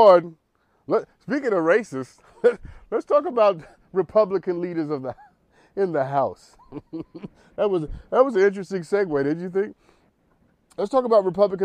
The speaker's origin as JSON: {"language": "English", "town": "New York City", "region": "New York", "country": "United States", "said": "I'm from Harlem"}